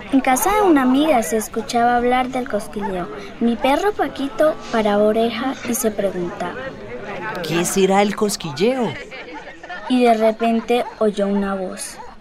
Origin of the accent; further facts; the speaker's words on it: Charalá, Santander, Colombia; soy de Charalá, vivo en la vereda Guacamayas